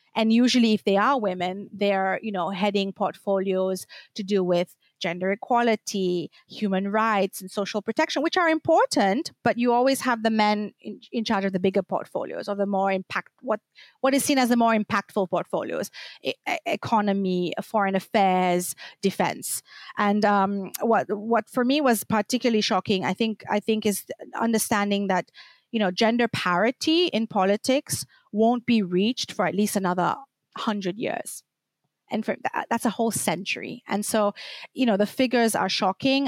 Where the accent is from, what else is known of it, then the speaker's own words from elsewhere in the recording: Seychelles; moved away as an adult; also born or lived in Belgium; now in Brussels, Belgium; I'm from the Seychelles Islands. I've been living in Belgium for over a decade now